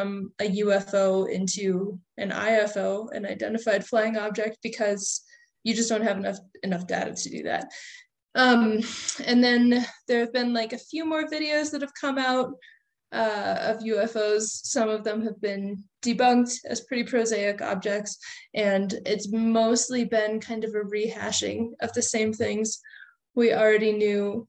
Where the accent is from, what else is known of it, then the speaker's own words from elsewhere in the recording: Colorado, United States; my home state of Colorado